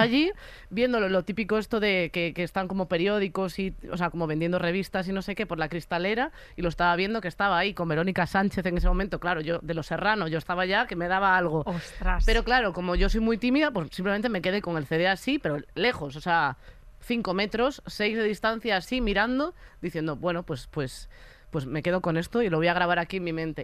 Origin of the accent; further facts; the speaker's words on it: Galicia, Spain; al ser de Galicia